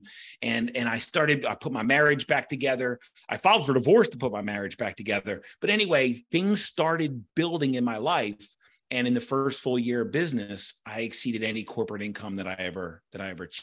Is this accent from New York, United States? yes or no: no; Baltimore, Maryland, United States; I grew up, I'm a Baltimorean. I grew up in Baltimore.